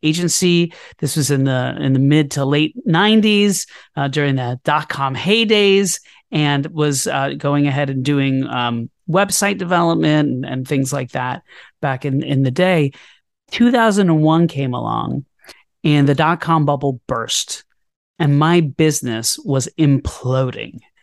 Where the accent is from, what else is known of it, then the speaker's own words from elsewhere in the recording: Orlando, Florida, United States; also born or lived in New York City; now in Brooklyn, New York, United States; I grew up in Orlando, Florida, and I moved to New York City to pursue a career in theater